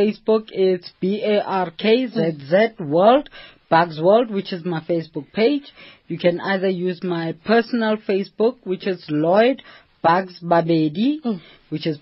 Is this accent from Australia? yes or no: no; Johannesburg, Gauteng, South Africa; I was born and bred in Alex.